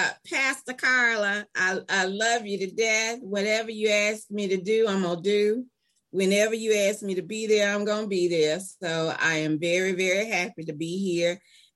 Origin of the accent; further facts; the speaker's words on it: Atlanta, Georgia, United States; also born or lived in Memphis, Tennessee / Charleston, South Carolina; I am from Atlanta, Georgia. I was born, okay, triple threat Southern. I was born in Memphis, Tennessee. I was raised in Atlanta, Georgia. And I raised my son in Charleston, South Carolina.